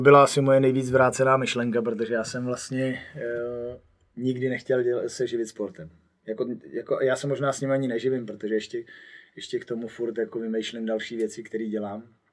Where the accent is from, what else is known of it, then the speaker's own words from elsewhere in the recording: Poděbrady, Central Bohemian Region, Czechia; jsem z Poděbra, tak tam okolo není nic